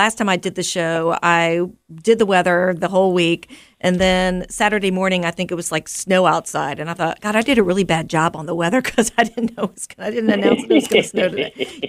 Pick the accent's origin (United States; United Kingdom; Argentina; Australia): United States; Chester, Virginia; I grew up in Chester, so I love when people think about going to Chester. A Lloyd Seaberg grad, so I'm all up in Chester.